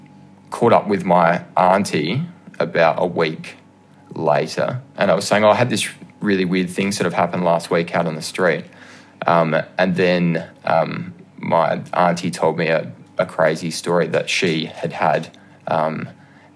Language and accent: English; Adelaide, South Australia, Australia; I'm from Adelaide, South Australia.